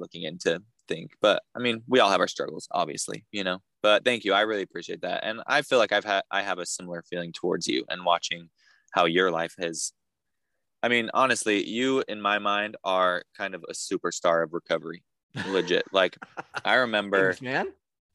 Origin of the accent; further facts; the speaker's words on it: Idaho, United States; moved away as an adult; also born or lived in Utah / Peru; now in Louisiana, United States; I grew up in Idaho